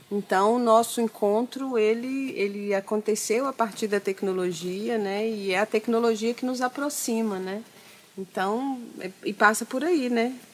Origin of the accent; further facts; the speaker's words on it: interior of Minas Gerais, Brazil; moved away; eu sou do interior de Minas, né? uma cidadezinha